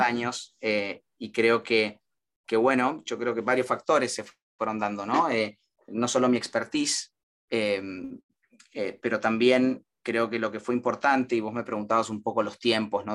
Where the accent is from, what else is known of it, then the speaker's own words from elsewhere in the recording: Argentina; moved away as an adult; now in United States; vinimos juntos y casados desde Argentina, recién casados